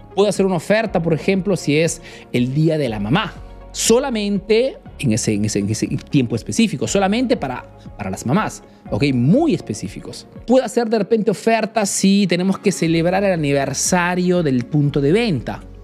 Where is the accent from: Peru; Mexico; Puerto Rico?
Peru; now in Italy